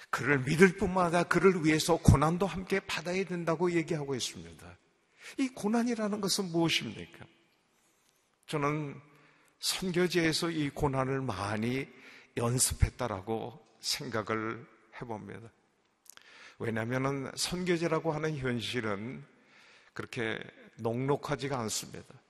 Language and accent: Korean; Seoul, South Korea; moved away as an adult; also born or lived in Indonesia; 내가 왕십리 출신인 걸 어떻게 알아요?